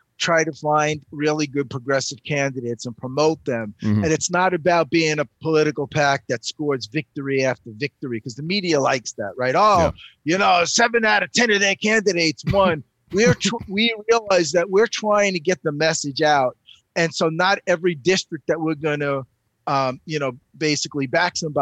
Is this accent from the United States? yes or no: yes; New York City, New York, United States; moved away; I grew up in Astoria, Queens.